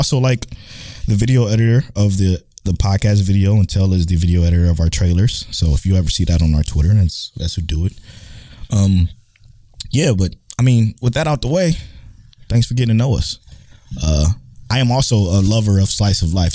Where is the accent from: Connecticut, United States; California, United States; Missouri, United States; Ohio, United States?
Ohio, United States; Cleveland; now in Houston, United States; I'm from Cleveland, Ohio as well